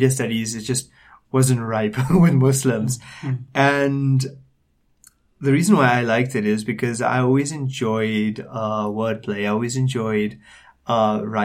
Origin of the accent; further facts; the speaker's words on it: Durban, KwaZulu-Natal, South Africa; moved away as an adult; now in Johannesburg, South Africa; born and raised in Durban. I lived there for most of my life. But I moved to Johannesburg in December 2010